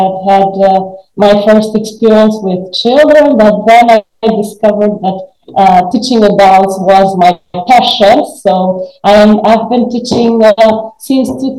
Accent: Albania; born or raised there; English is a second language

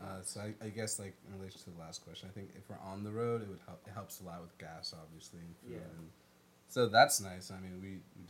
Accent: Fairfax, Virginia, United States; moved away as an adult; now in Richmond, United States; I'm from Northern Virginia. I'm from Fairfax.

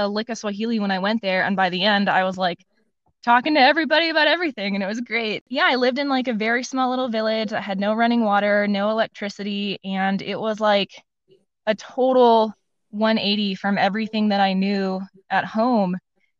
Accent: Midwest, United States; small towns along the Appalachian Mountains are still very different from where I grew up in the Midwest.

